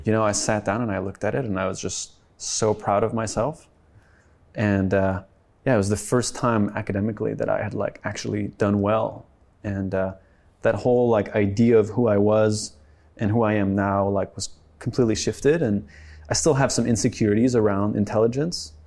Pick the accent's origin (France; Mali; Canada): France; also born or lived in Sweden (family); now in United States; my family's Swedish, but I grew up in France